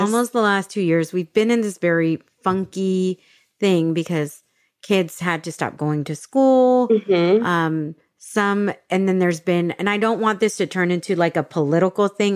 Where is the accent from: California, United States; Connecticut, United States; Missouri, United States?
California, United States; San Diego; moved away as an adult; also born or lived in Dallas, Texas; I grew up in San Diego, but I became an adult when I lived in Dallas because I was in Texas exactly. for 15 years